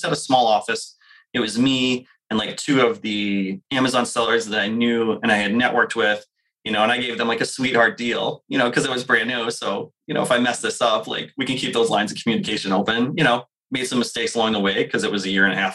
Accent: New Hampshire, United States; I grew up in New Hampshire

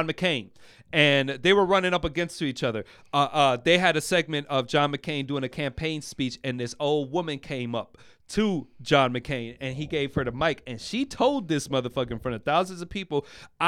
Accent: Puerto Rico; now in United States; When I went to school in Puerto Rico

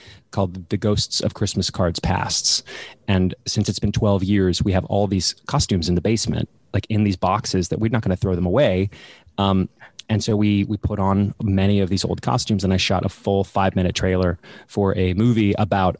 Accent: Dallas, Texas, United States; moved away as an adult; now in England; I'm from Dallas, Texas

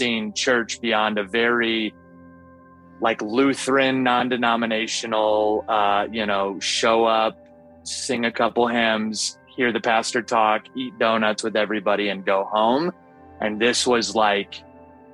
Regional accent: Seattle, Washington, United States; I'm from Seattle, Washington

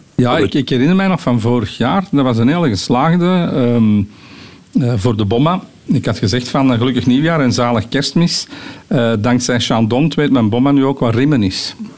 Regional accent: Poort van de Kempen, Flanders, Belgium; ik ben van de Porterkempen

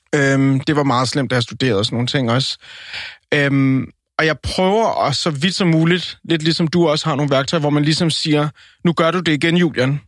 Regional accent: Colombia; now in Denmark; jeg er colombianer

